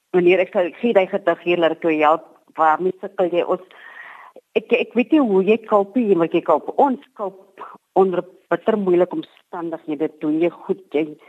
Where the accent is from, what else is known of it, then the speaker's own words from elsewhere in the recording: Matwaland, Northern Cape, South Africa; also born or lived in Springbok; Ek is gebore in Matwaland